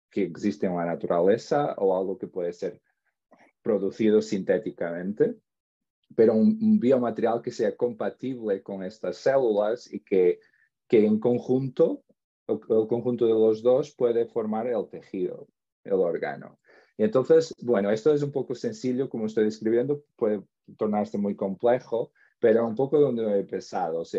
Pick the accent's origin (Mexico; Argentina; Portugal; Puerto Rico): Portugal; Spanish is a second language; also born or lived in Spain; soy portugués, he estudiado siempre en Portugal. Ah, a ver, un poco, tuve como unas estancias en el extranjero, donde estuve en España